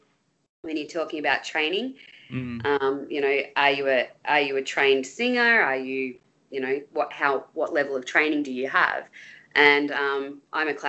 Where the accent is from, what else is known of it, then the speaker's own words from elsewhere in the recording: Bendigo, Victoria, Australia; also born or lived in Melbourne; When we moved to Bendigo